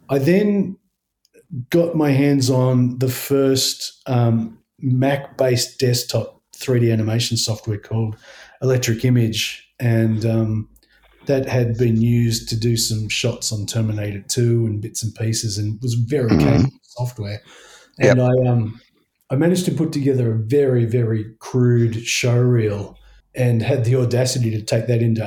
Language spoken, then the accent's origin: English; Blue Mountains, New South Wales, Australia; moved away as an adult; also born or lived in Sydney; now in Tasmania, Australia; I grew up in the Blue Mountains